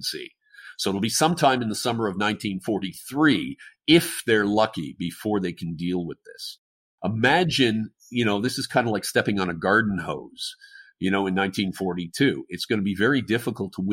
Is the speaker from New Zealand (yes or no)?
no; Canada; Being the Canadian